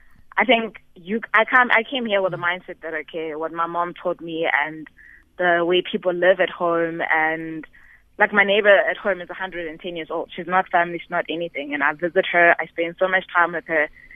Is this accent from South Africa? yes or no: yes; Modisakeng, North West, South Africa; from a small village in the northwest, about 30 kilometers from Kansas City.